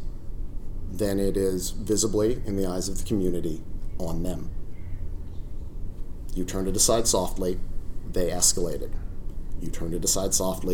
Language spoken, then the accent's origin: English; the South, United States; I grew up in the South, and I know what that means